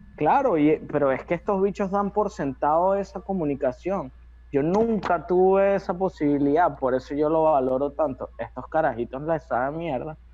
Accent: Venezuela; mi top uno como venezolano

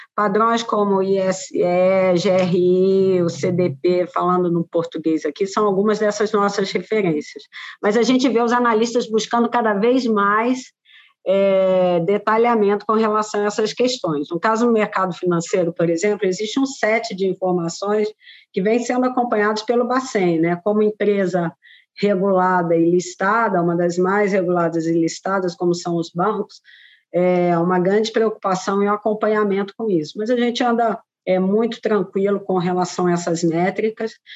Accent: Brazil

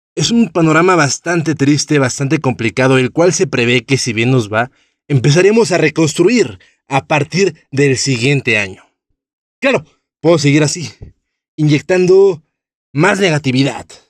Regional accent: Mexico

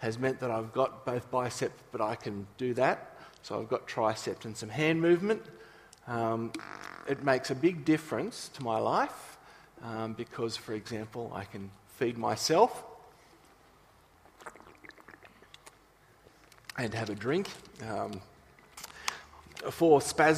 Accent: Nowra, New South Wales, Australia; moved away; we grew up in Nowra

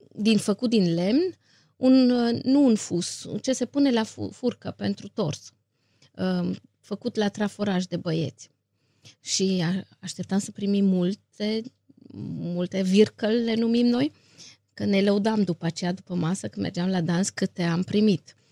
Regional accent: Viscri, Brașov County, Romania; M-am născut la Viscri, unde și trăiesc

